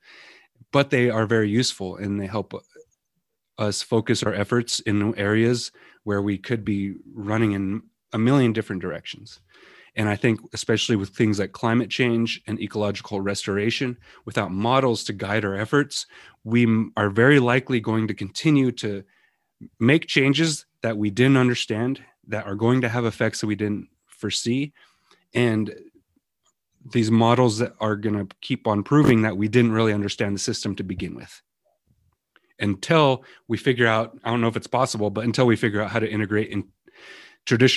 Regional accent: Western Montana, United States; I grew up here in Western Montana, living in the mountains, fishing, hunting, going out picking berries with my grandmas, my mom

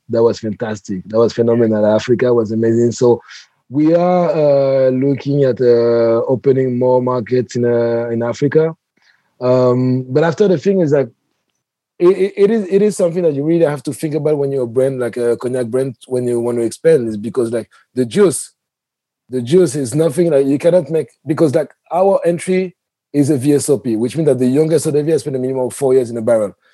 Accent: Paris, Île-de-France, France; moved away as an adult; now in New York, United States; I come from Europe and Paris especially, so we have like the culture of terraces.

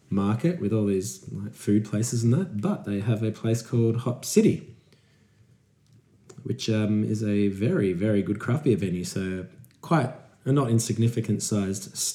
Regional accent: Australia; I'm from Australia

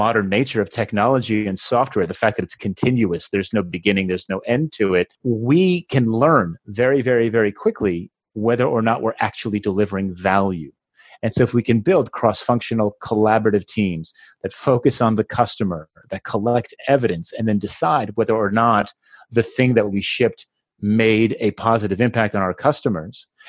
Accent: New Jersey, United States; now in Barcelona, Spain; I am originally from New Jersey. Today, I live in Barcelona, Spain

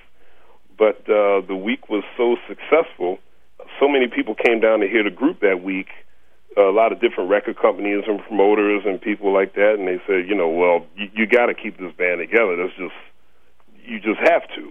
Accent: Philadelphia, Pennsylvania, United States; growing up in Philadelphia

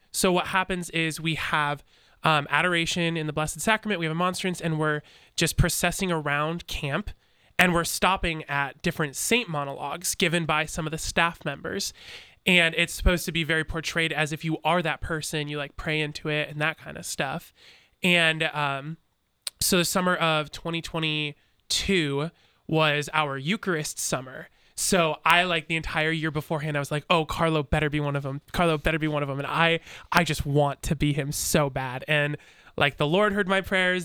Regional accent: Chicago, Illinois, United States; now in Centerburg, United States; I am originally from Chicago.

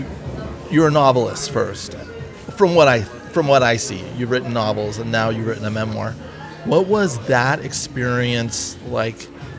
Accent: San Francisco, California, United States; moved away as an adult; now in Los Angeles, United States; I grew up in the San Francisco area, and I lived in San Francisco so many years, and now I've lived in L.A. for a while

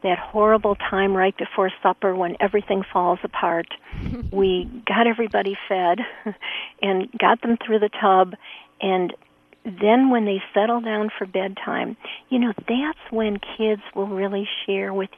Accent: Chicago, Illinois, United States; My dad was a pastor a mile north of the Loop, so I grew up as a street kid going to Chicago public schools.

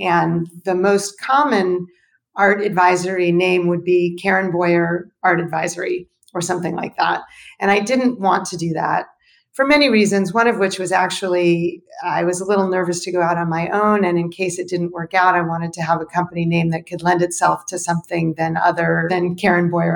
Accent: Los Angeles, California, United States; also born or lived in Berkeley / Paris; I grew up in Los Angeles

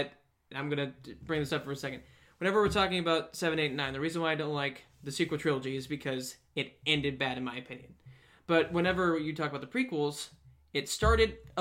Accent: United States; I'm an American

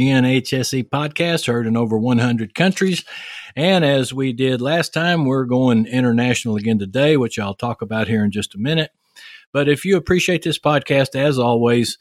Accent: Texas, United States; accent: Texas; my Texas accent

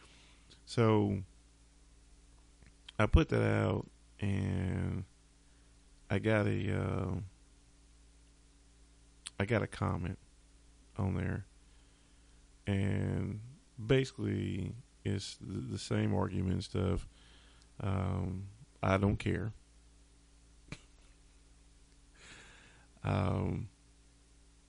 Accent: North Carolina, United States; I'm from North Carolina

